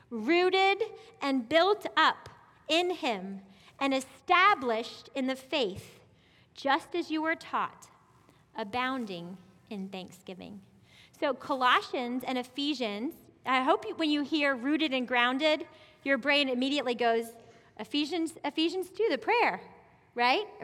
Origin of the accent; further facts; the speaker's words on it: South Carolina, United States; I came from South Carolina, like I said, and we had these beautiful apple orchards, like climb the trees, apple orchards, like acres and acres. And we moved here.